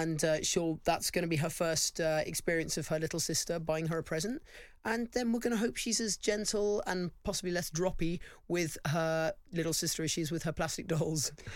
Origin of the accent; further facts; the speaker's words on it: London, United Kingdom; I grew up in a really nice part of London